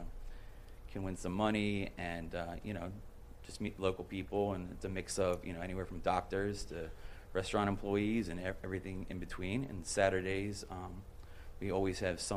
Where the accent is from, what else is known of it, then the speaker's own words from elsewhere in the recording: Philadelphia, Pennsylvania, United States; now in Boca Raton, United States; I'm originally from Philadelphia.